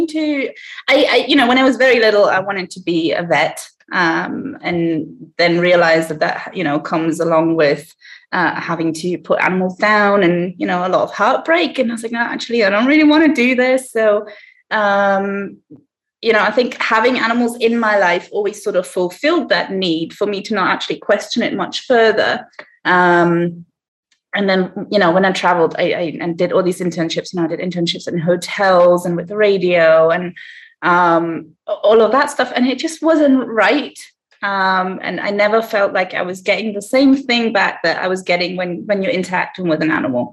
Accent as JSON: {"language": "English", "town": "Heidelberg", "region": "Baden-Württemberg", "country": "Germany", "tie": "born or raised there", "moved": "as an adult", "lives_now": "Morogoro, Tanzania", "said": "I am originally from Germany. I grew up in Heidelberg, which is a smallish town in the southwest of Germany."}